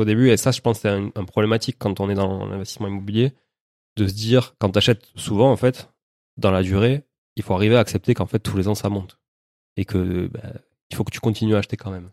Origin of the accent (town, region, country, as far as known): Toulouse, Occitania, France; born or raised there; also born or lived in Montreal